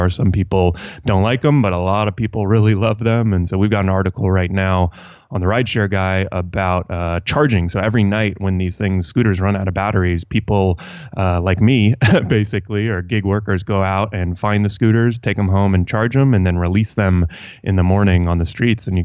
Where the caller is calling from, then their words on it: Los Angeles, California, United States; Uh, Los Angeles, just uh, sitting at home working.